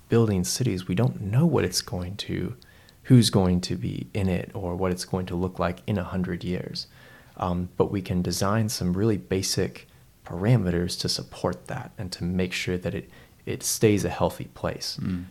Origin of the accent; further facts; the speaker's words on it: Seattle, Washington, United States; moved away as an adult; now in Christchurch, New Zealand; I grew, I grew up in Seattle um, for pretty much my whole life